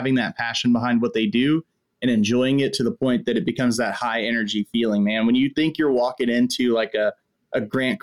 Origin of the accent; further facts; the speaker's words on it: Texas, United States; right here in my home state of Texas